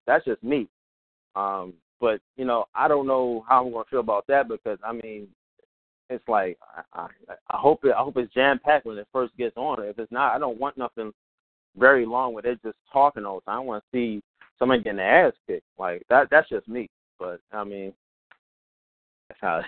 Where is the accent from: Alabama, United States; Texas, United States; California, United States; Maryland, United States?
Maryland, United States; Baltimore; I'm from Baltimore, where you know you'll see a whole bunch of things if you just go downtown